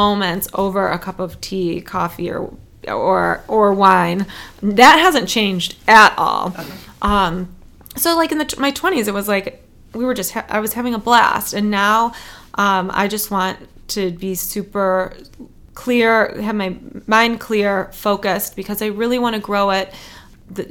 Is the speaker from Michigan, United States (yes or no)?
yes; Detroit, Michigan, United States; moved away as an adult; also born or lived in Chicago; now in Detroit, United States; So it's my hometown